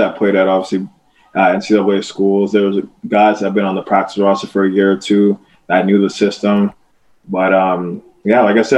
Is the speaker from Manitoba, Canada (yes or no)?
no; Cambridge, Ontario, Canada; I grew up in Cambridge. So Cambridge from Laurier is about a 20-minute drive